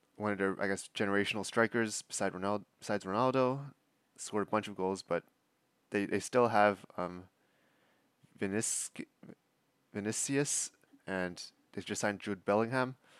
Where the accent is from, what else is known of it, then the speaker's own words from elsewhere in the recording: Toronto, Ontario, Canada; Toronto F C, my hometown club.